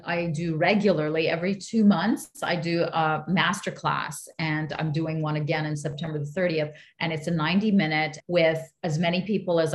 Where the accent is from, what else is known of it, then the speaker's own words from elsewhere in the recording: Montreal, Quebec, Canada; I'm the child of immigrants, but I was born in Montreal. So I was born here